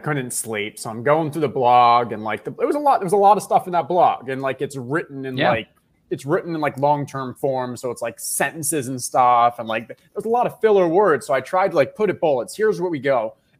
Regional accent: Tampa, Florida, United States; I'm from Tampa

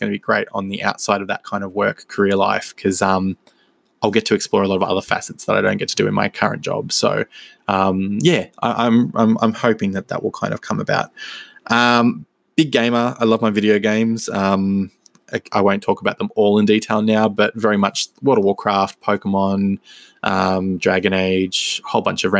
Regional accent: Melbourne, Victoria, Australia; born and raised in Melbourne, Victoria, in Australia

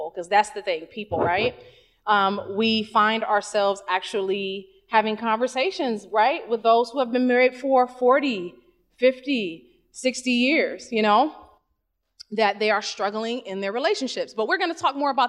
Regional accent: Ohio, United States; I'm from Ohio

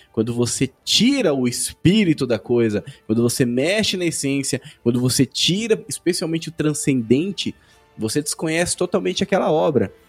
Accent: Brazil; Somos brasileiros

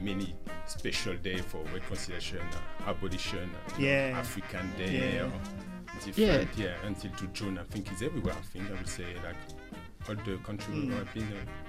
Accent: Antilles, France; English is a second language; now in Australia; I'm from Caribbean, mm-hmm, France, but my background is Caribbean, Martinique, mm-hmm, and Guadeloupe.

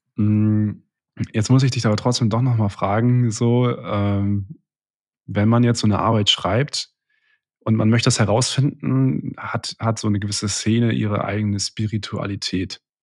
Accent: Rostock, Mecklenburg-Vorpommern, Germany; moved away; ich bin grad bei einem, äh, sehr, äh, engen Freund von mir in, in Rostock aus meiner Heimatstadt

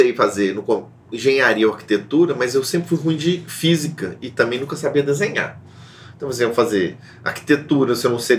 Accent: Belo Horizonte, Minas Gerais, Brazil; eu nasci na Lagoinha, né? Vivi lá minha vida toda. É, e minha família é de imigrantes italianos que vieram trabalhar na construção da cidade. Então, sou quarta geração de Belo Horizontinos, de pessoas que nasceram aqui na cidade

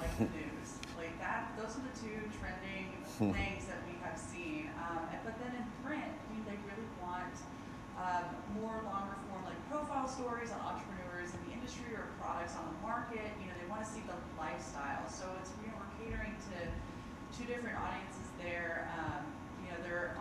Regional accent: Texas, United States; moved away; also born or lived in Oregon; I was raised in Texas

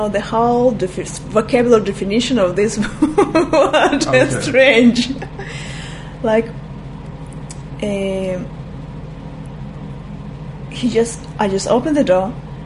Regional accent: Crimea, Ukraine; English is a second language; moved away as an adult; also born or lived in Russia; now in Israel; originally I'm from Crimea, and here in Israel I'm for almost 17 years.

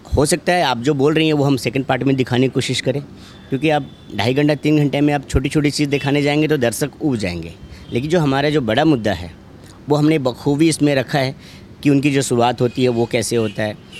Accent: Vaishali district, Bihar, India; मैं खुद बिहार से हूँ मैं वैशाली ज़िला का हूँ

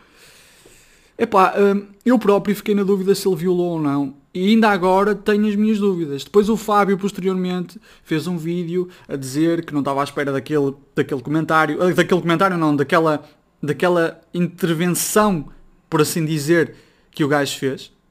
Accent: Braga, Norte, Portugal; Eu sou de Braga, sou do Norte

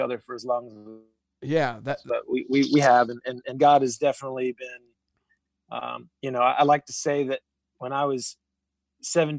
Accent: Atlanta, Georgia, United States; moved away as an adult; also born or lived in Nashville; I was born and raised in Atlanta, Georgia

